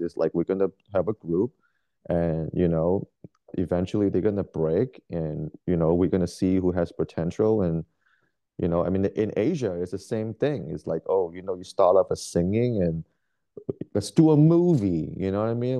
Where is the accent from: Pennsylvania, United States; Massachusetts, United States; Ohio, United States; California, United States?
California, United States; Bay Area; born or raised there; moved away as an adult; now in Portland, United States